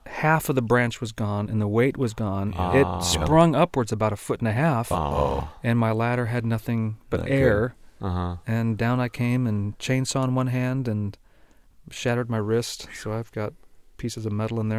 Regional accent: Argentina; it's a bit more complicated than that, because I was raised in Argentina, and my folks were missionaries. And I really was sent away to a boarding school at age 7.

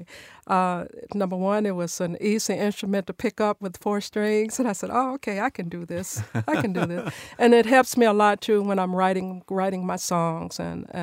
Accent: Nashville, Tennessee, United States; I was born and raised here in Nashville in a music family.

